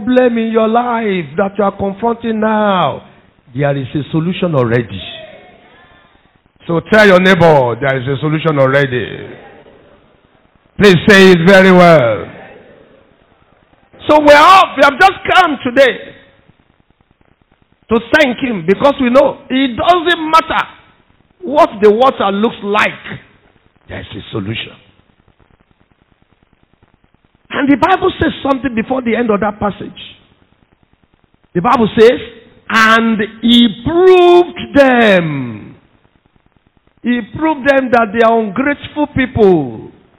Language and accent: English; Nigeria; I'm proud to be a Nigerian